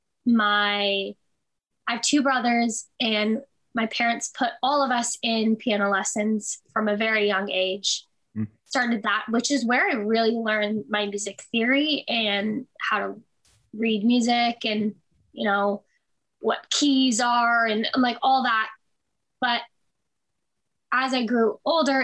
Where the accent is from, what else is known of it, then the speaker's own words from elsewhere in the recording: Toronto, Ontario, Canada; I was born and raised in Toronto, still there currently